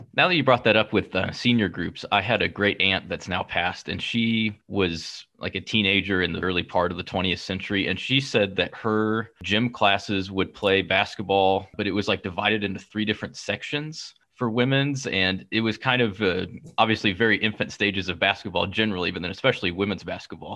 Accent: Kansas City, Missouri, United States; I'm from Kansas City

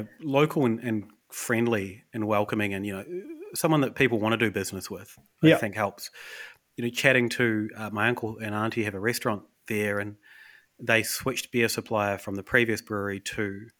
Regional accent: Westport, West Coast, New Zealand; moved away; there's a lot of floods in my hometown recently. Yeah. So we're like, well, with COVID, Emma and I can't actually get back to Westport. nowhere to live in Westport because of the floods.

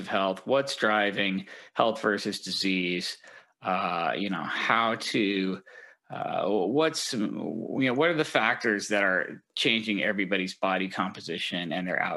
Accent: Denver, Colorado, United States; also born or lived in East Coast / Washington / Southern California; now in Seattle, United States; I'm from Denver originally

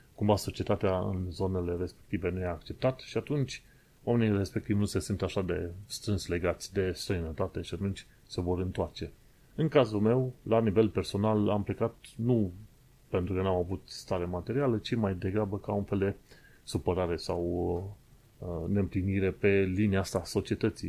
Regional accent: Romania; moved away as an adult; now in United Kingdom; Noi suntem români. Am venit de acolo

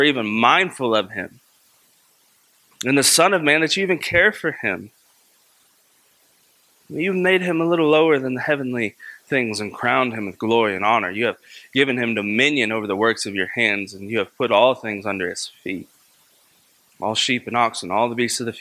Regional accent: Kentucky, United States; my hometown in Kentucky

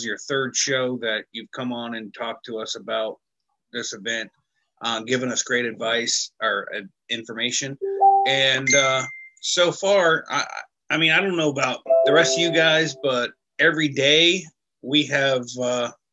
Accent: Florida, United States; I'm from Florida, so everything's flat here

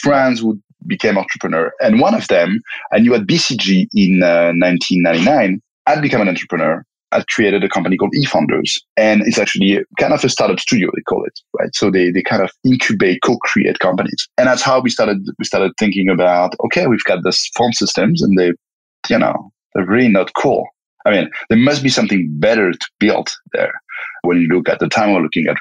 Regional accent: France; moved away as an adult; also born or lived in Belgium / Spain; born and raised in France

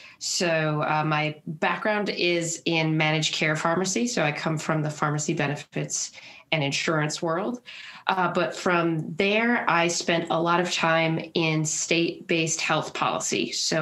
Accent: Minnesota, United States; But I also stay very active in my home state here of Minnesota.

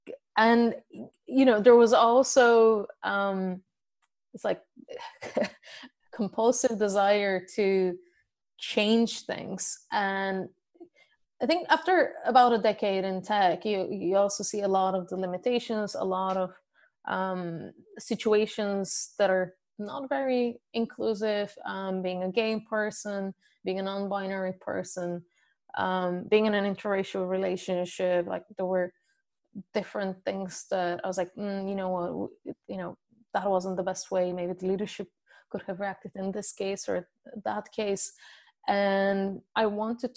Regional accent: Bulgaria; moved away as an adult; now in Dublin, Ireland; originally I'm from Bulgaria and currently I live in Dublin, Ireland

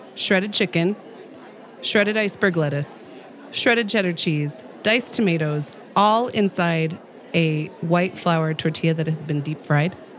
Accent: Pueblo, Colorado, United States; I grew up in Pueblo

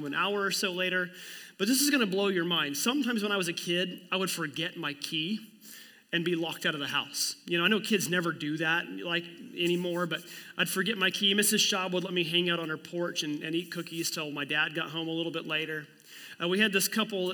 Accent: Miami, United States; I was on F Street Northwest growing up in my hometown of Miami

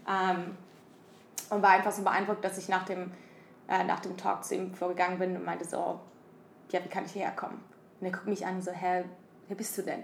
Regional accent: Germany; moved away as an adult; now in San Francisco, United States; habe Supply Chain Management studiert wie ein guter Deutscher

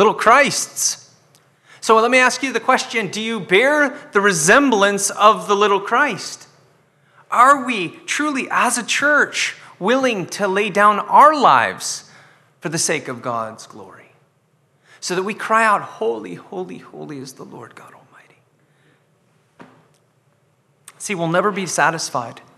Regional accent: Scotland, United Kingdom; I'm Scottish

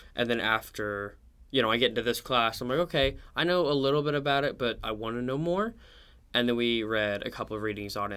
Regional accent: Oklahoma City, Oklahoma, United States; I'm from Oklahoma City

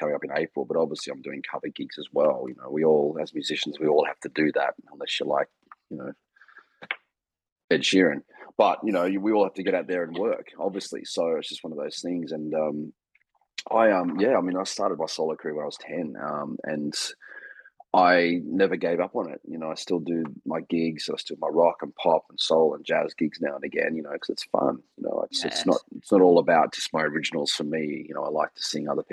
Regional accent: Australia; being an Australian entertainer

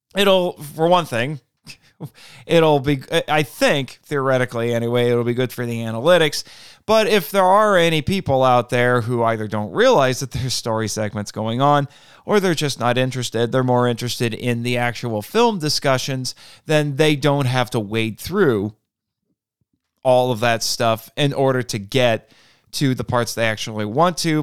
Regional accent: United States; I, as an American

